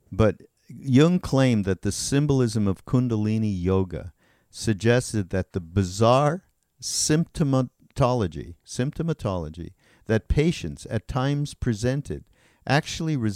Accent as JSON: {"language": "English", "country": "United States", "tie": "born or raised there", "said": "I grew up in Mississippi, I think in Missouri or Mississippi in the South, and that was in, endemic to my family"}